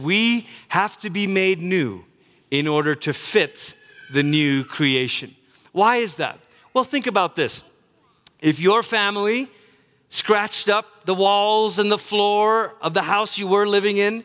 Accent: United States; you and I, as American Christians

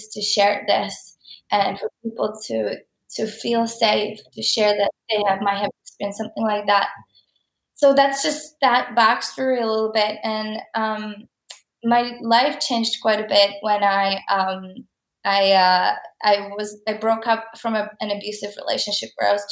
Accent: Czechia; moved away as an adult; now in Canada; I am from Czech Republic, and I lived there my whole life. I came to Canada when I was 19.

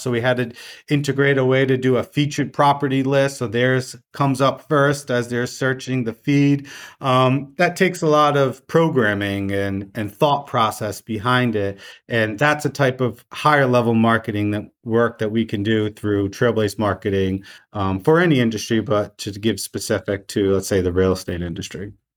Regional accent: Rhode Island, United States; I'm a true Rhode Islander, I stay within the state.

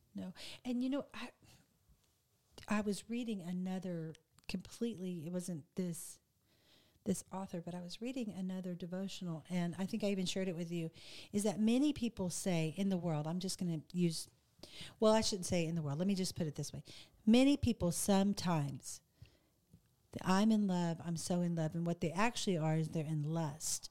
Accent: the South, United States; I'm from the South, so we say the word ugly for mean

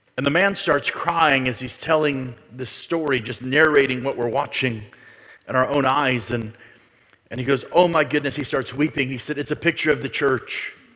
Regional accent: United States; as an American

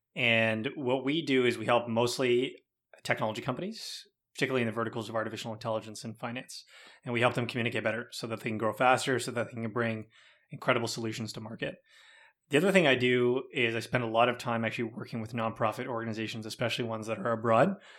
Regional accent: Mississauga, Ontario, Canada; we grew up in Mississauga, my brothers

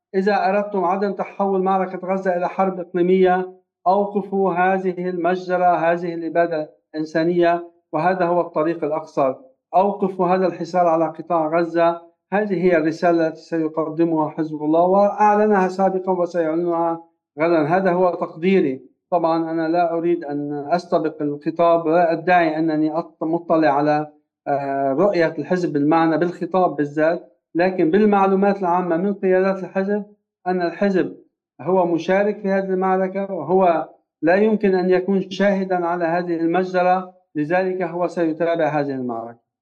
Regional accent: Lebanon; نحن مسؤولون جميعا كبشر ليس فقط كلبنانيين

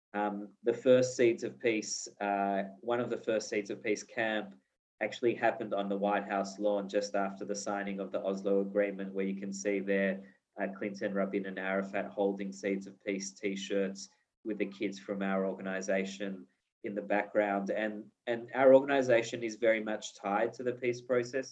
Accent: Australia; moved away as an adult; also born or lived in Israel / Melbourne; now in Jerusalem, Israel; I was born in Israel. I grew up in in Australia. In Melbourne

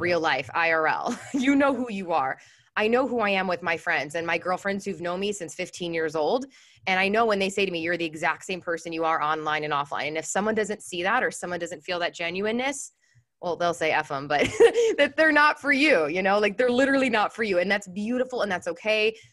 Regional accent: Chicago, Illinois, United States; moved away as an adult; now in San Diego, United States; I'm in San Diego. I'm originally from Chicago, but I moved to California a few years ago

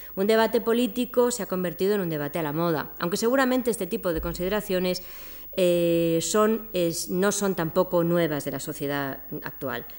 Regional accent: Madrid, Community of Madrid, Spain; yo soy un aborigen de Madrid, yo soy indígena de esta ciudad

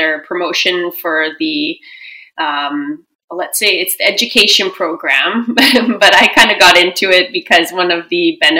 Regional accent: Edmonton, Alberta, Canada; also born or lived in Vancouver; I grew up in Edmonton, born and raised

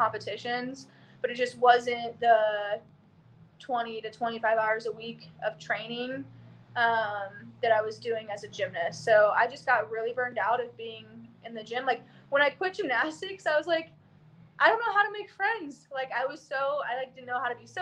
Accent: Oklahoma, United States; moved away; also born or lived in Austin, Texas; I grew up in Oklahoma, did gymnastics for basically my whole life.

